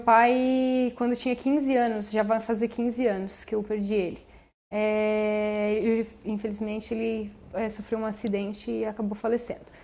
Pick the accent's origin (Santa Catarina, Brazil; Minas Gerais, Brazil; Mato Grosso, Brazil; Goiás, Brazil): Santa Catarina, Brazil; Orleans; Aqui em Orleans mesmo. Sou natural da, da cidade, nascida e criada todos esses anos é, na comunidade de Ses Marias